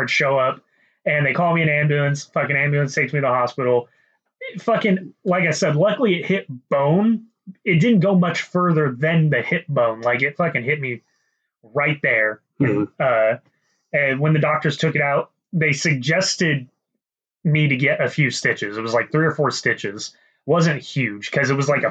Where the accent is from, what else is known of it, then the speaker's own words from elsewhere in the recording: Kentucky, United States; moved away; I'm originally from Kentucky